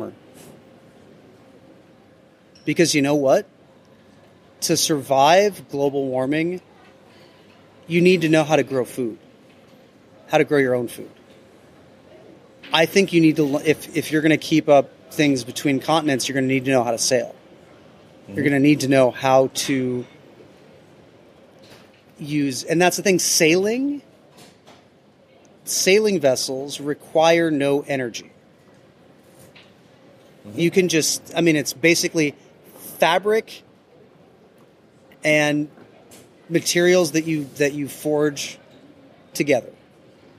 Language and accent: English; Midwestern town, United States; In my Midwestern town